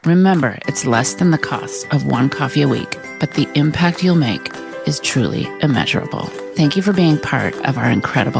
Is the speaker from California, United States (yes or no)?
yes; California, United States; But I grew up in the Napa Valley area